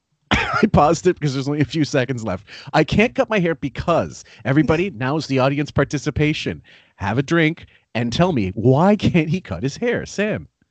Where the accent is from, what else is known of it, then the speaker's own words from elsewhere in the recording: Canada; I'm a Canadian